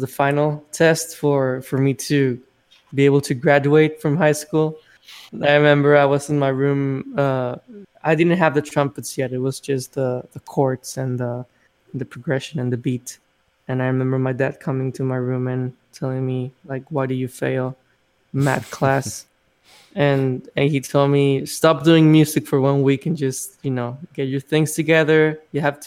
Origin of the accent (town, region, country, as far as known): Mexico; born or raised there; moved away as an adult; now in United States